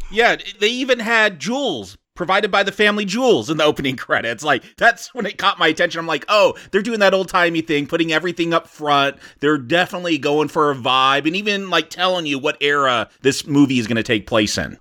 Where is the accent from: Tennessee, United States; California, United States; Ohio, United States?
California, United States; I growing up in California